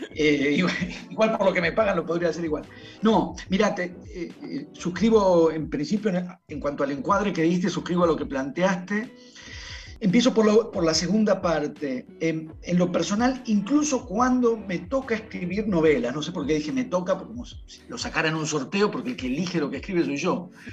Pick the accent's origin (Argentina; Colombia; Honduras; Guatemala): Argentina; Buenos Aires; yo soy de Buenos Aires